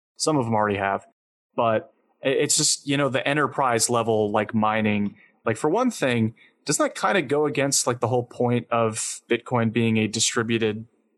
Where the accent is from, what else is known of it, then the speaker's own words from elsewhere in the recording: United States; I was born in the United States. I've been an American my entire life